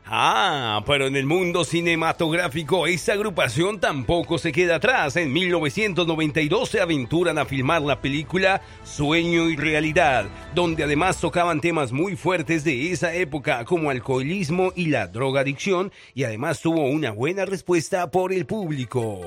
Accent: Colombia; moved away

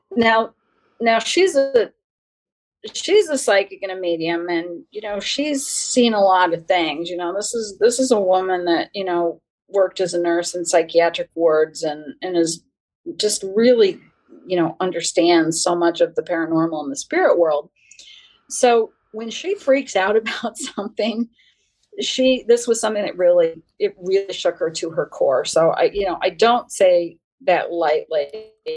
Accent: New York, United States; accent: New York; I was born in New York

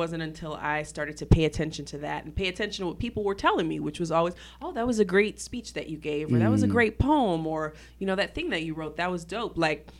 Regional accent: Syracuse, New York, United States; So I did well in school growing up in Syracuse.

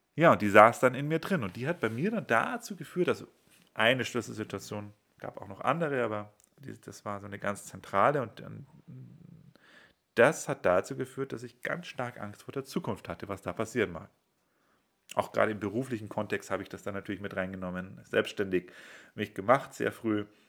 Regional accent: Bavaria, Germany; also ich bin in Bayern aufgewachsen

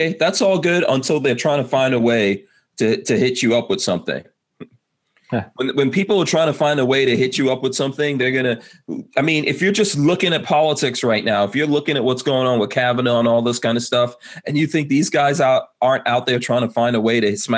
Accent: New York City, New York, United States; I grew up in New York City under Giuliani

